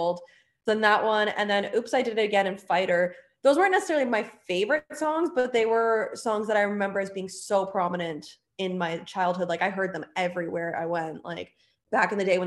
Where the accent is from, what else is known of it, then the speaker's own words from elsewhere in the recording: Canada; now in Orlando, United States; she's from Canada, just like I am